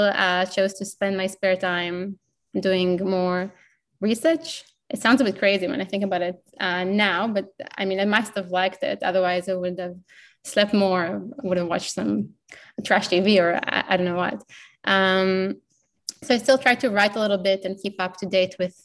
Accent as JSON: {"language": "English", "country": "Israel", "also_born_or_lived": "United Kingdom / United States", "second_language": "English", "moved": "as an adult", "lives_now": "Australia"}